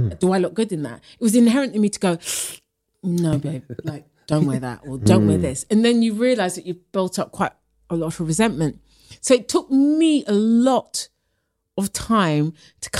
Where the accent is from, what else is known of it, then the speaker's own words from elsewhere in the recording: London, United Kingdom; I'm from working class as well. I'm from Harlesden.